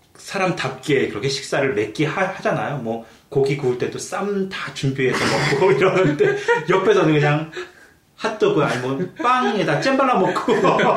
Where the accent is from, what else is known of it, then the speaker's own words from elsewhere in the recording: South Korea; now in Canada; 저희는 한국 사람들은